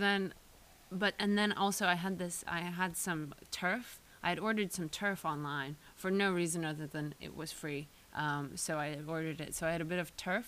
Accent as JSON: {"language": "English", "country": "Austria", "tie": "born or raised there", "moved": "yes", "said": "I grew up in Austria"}